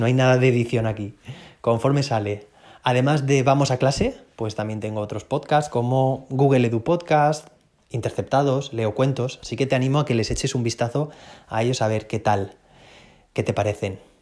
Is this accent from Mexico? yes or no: no; Spain; soy bastante gallego, decimos aquí en España